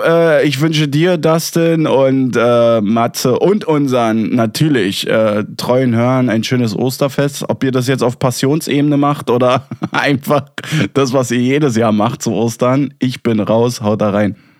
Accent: Berlin, Germany; ich als Berliner

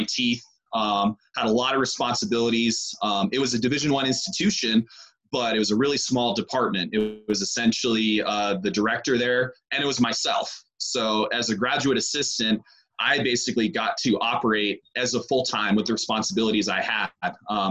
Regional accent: Vancouver Island, British Columbia, Canada; moved away as an adult; now in Colorado, United States; I was born in Vancouver, but I was raised on Vancouver Island

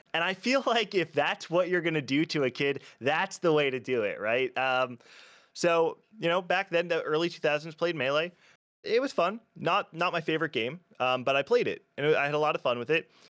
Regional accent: New Jersey, United States; also born or lived in Pennsylvania; born and raised in Jersey, I've always, always lived here, um, up in, for most of my life up in North Jersey

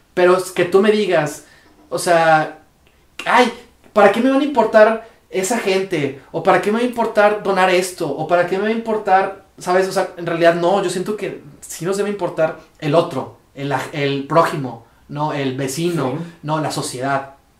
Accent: Mexico; soy mexicano

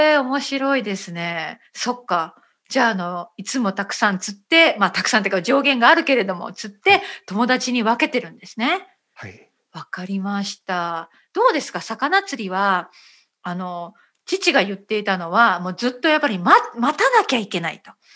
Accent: Japan; first language Japanese

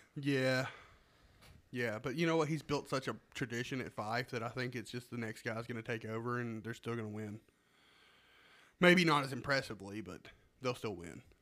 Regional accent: Alabama, United States; also born or lived in Texas; we're from Alabama.

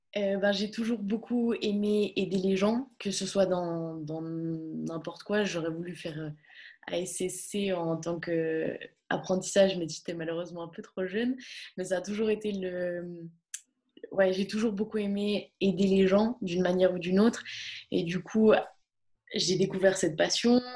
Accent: Bulle, Fribourg, Switzerland; moved away as an adult; now in Gland, Switzerland; toute mon enfance, euh, tout, tout le, toute mon enfance à Bulle

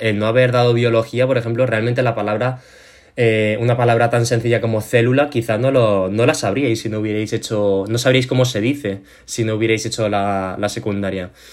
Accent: Spain; soy chino, eh, he nacido aquí en España, me he criado en un entorno

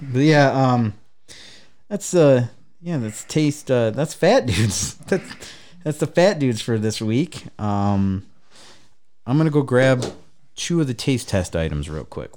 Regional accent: Traverse City, Michigan, United States; now in Bay City, United States; When I first came down to Bay City from Traverse City, from Traverse City

